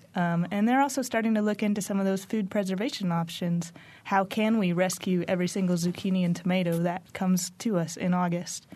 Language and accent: English; Bloomington, Indiana, United States; when I came back to Bloomington, this is my hometown